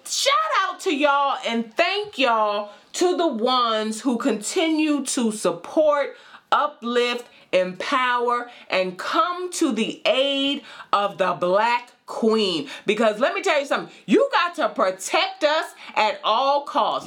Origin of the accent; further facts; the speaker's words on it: White Plains, New York, United States; also born or lived in Brooklyn, New York / Manhattan, New York / Bronx, New York; White Plains, New York